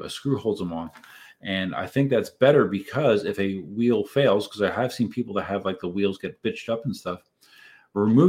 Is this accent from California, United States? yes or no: no; Reading, Pennsylvania, United States; moved away as an adult; I am originally from Southeast Pennsylvania. I lived in the greater Reading area for the first 32 years of life